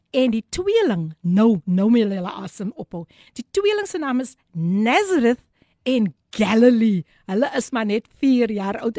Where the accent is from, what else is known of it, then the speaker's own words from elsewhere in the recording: Eerste River, Western Cape, South Africa; ek is mos van Easter River